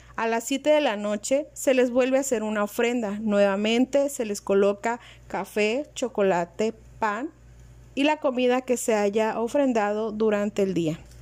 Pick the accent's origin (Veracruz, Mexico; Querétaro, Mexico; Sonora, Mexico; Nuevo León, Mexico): Veracruz, Mexico; Totonacapan region; En nuestra región, esta celebración inicia el 18 de octubre